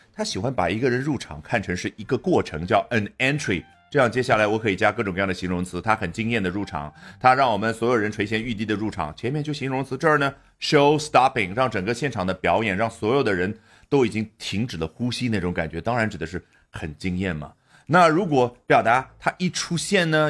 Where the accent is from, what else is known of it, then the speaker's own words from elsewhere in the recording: China; 我们中国人